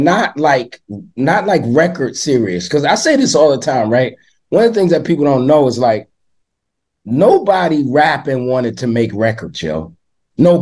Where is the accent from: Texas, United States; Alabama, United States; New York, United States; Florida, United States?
New York, United States; New York City; I grew up in East New York, Brooklyn